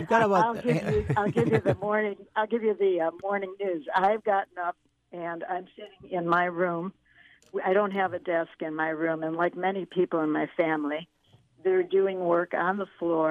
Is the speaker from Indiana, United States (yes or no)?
no; Chicago, Illinois, United States; moved away; my hometown, Chicago